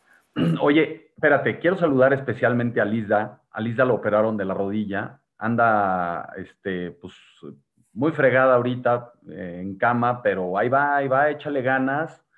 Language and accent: Spanish; Mexico; como mexicanos